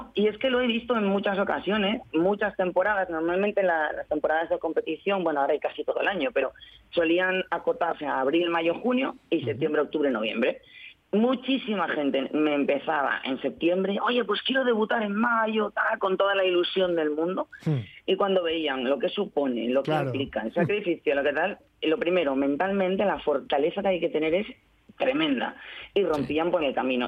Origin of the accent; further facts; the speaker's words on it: Spain; Soy la única española